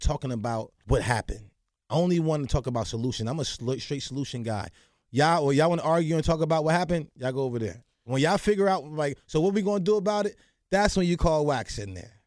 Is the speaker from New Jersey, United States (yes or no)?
yes; New Jersey, United States; growing up in the hood, growing up in New Jersey.